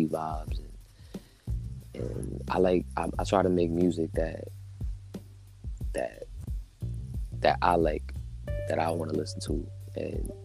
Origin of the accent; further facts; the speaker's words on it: New York City, New York, United States; I'm out here from the Bronx, High Bridge, A Block